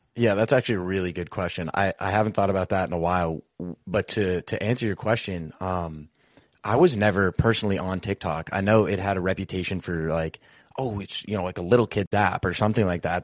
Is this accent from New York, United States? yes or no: no; Boston, Massachusetts, United States; we both, we grew up in Boston, Massachusetts